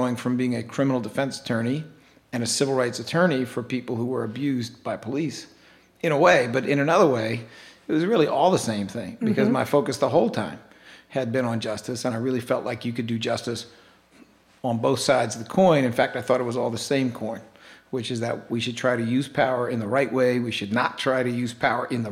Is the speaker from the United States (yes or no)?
yes; St. Louis, Missouri, United States; now in Philadelphia, United States; I was born in St. Louis, went to public schools there.